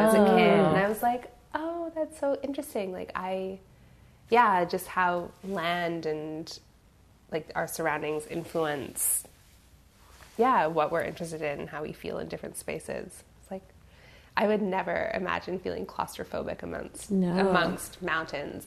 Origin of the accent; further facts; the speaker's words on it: Victoria, British Columbia, Canada; moved away as an adult; now in Toronto, Canada; I grew up on the West Coast in Victoria, British Columbia. I came to Toronto in 2008